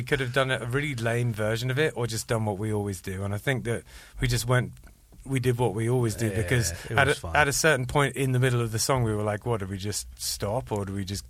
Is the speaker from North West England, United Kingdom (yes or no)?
no; London, United Kingdom; moved away as an adult; also born or lived in Andover; I was born in London